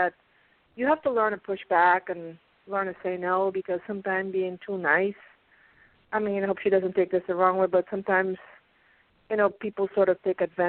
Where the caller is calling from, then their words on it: Pennsylvania, United States; I'm calling from Pennsylvania.